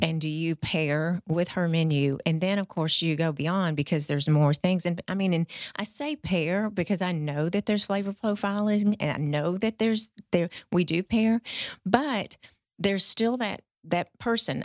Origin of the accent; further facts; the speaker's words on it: the South, United States; we're all from the South here